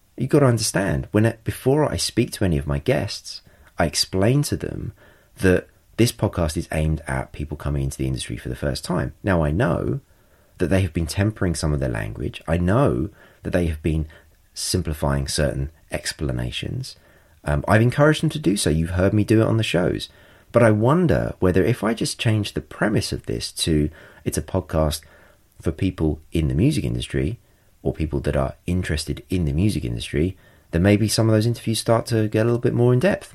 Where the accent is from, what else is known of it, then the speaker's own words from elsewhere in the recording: England, United Kingdom; I'm English